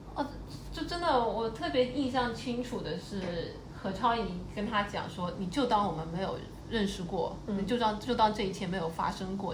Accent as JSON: {"language": "Chinese", "country": "China", "said": "我们大陆和香港一样"}